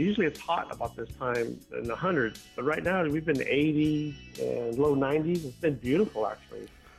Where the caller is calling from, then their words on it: Los Angeles, California, United States; I'm down by L.A. Los Angeles, California.